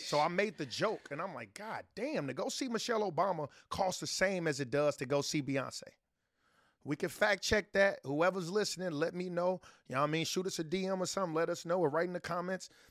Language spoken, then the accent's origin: English; Chicago, Illinois, United States; I'm from the south side of Chicago